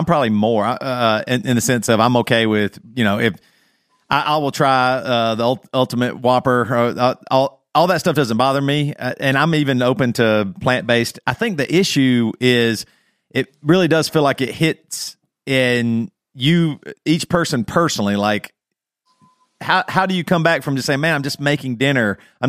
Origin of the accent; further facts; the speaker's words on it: South Carolina, United States; moved away; we're originally from South Carolina.